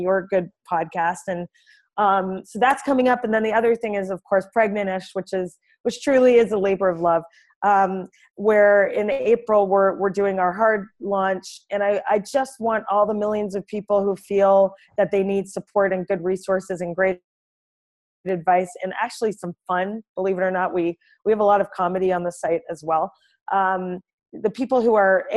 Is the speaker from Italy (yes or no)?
no; Canada; moved away as an adult; now in New York, United States; from Canada originally, as you know, but I've lived in New York for 10 years